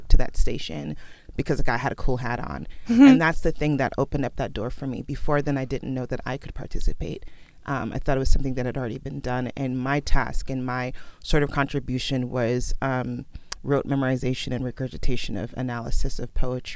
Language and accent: English; Oakland, California, United States; first language Sierra Leonean Creole (Krio); English is a second language; you leave outside of the house and I'm in Oakland and I'm in the Bay Area